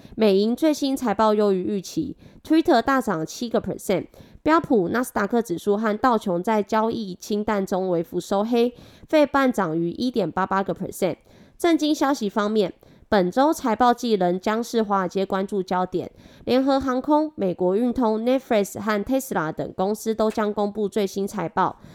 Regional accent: Taiwan; accent: Taiwanese Mandarin; 我是台湾国语界最正的俏妞

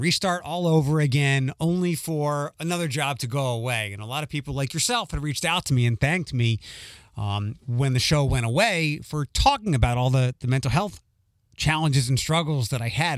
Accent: Philadelphia, Pennsylvania, United States; moved away as an adult; also born or lived in Detroit, United States; now in Toledo, United States; Northeast Philadelphia is the part of the city that I grew up

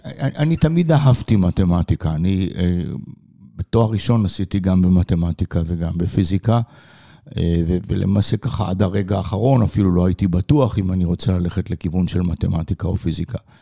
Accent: Israel; moved away; אני אה, גדלתי בארץ

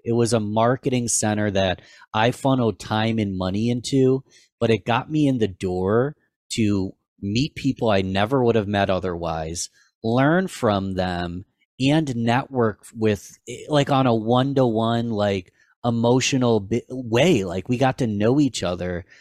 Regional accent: Rochester, New York, United States; I am from Rochester, New York

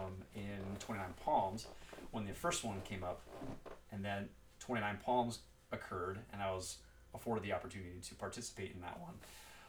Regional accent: Pleasant Grove, Utah, United States; I am from Utah, Pleasant Grove area.

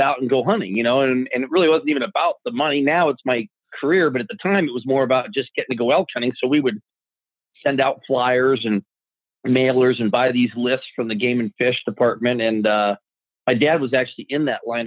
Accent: Arizona, United States; growing up in Arizona

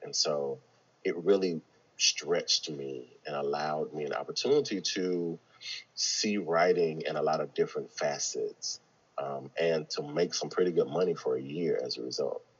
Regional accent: the South, United States; growing up in the South and being a black man

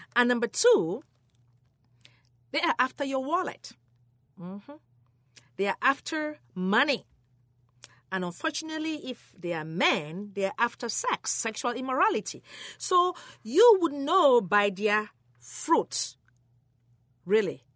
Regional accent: Cameroon; moved away; I was born in Cameroon, West Africa

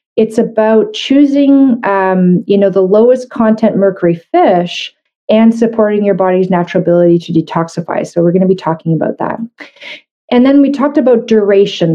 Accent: Canada; I'm a Canadian medical doctor

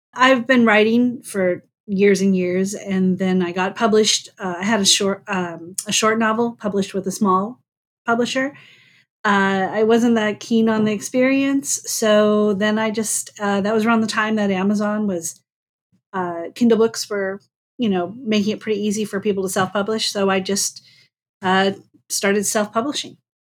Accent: North Dakota, United States; born or raised there

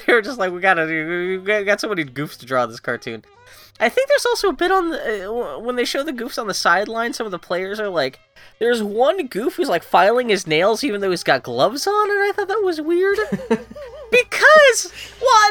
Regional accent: Pittsburgh, Pennsylvania, United States; I grew up in Pittsburgh

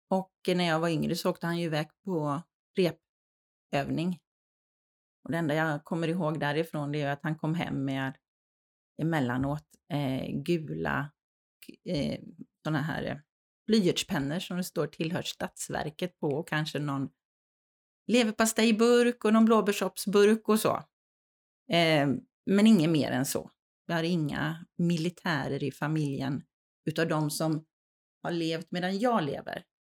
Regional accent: Gamleby, Kalmar County, Sweden; born there; also born or lived in Västervik / Bollebygd; Ja, jag, jag är född i eh, Gamleby och Västervik kan man väl säga. Bott på båda ställena i Småland. Flyttat runt lite på grund av eller tack vare, beroende ju på hur man ser det, eh, min pappas arbete.

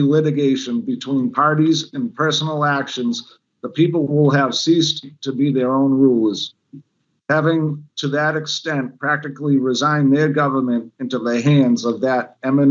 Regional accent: Weymouth, Massachusetts, United States; now in Plymouth, United States; I grew up in Weymouth, Massachusetts. I'm a lifelong Massachusetts resident

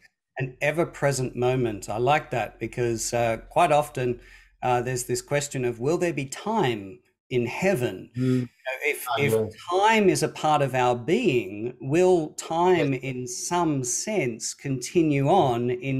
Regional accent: Australia; accent: Australian; I'm bringing my crass Australian accent into the pronunciation of the Latin.

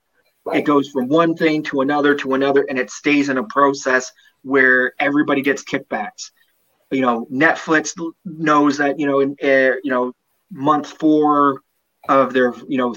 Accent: Canada; I'm a Canadian citizen

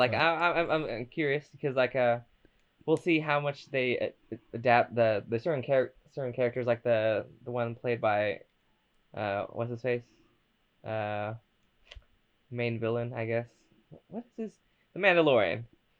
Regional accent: United States; I'm American.

